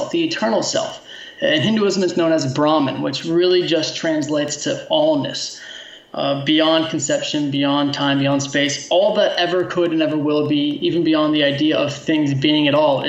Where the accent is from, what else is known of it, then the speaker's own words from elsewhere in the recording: United States; being an American who was raised by a teacher